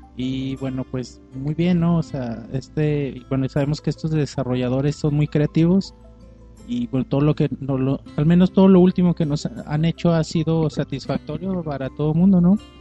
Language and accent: Spanish; Mexico; nosotros como gamers mexicanos